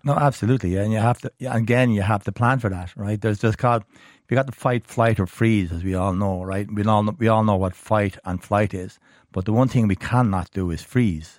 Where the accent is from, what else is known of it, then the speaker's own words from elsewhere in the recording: Ireland; being Irish